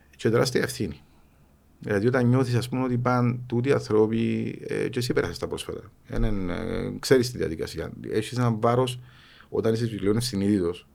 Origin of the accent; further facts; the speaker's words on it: Cyprus; also born or lived in Thessaloniki, Greece; τον τόπο μου, για την Κύπρο, που είναι μικρό τόπο